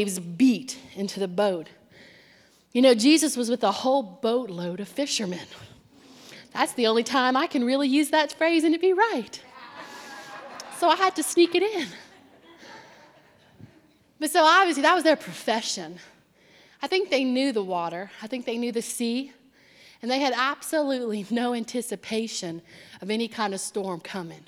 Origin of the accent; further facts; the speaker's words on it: Cajun, Louisiana, United States; moved away; I'm Cajun